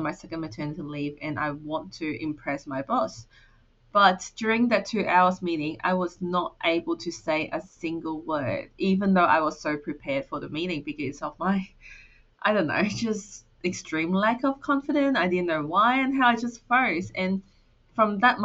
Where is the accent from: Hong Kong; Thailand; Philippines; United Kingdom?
Hong Kong; English is a second language; moved away as an adult; now in Australia; I moved from Hong Kong to Australia to study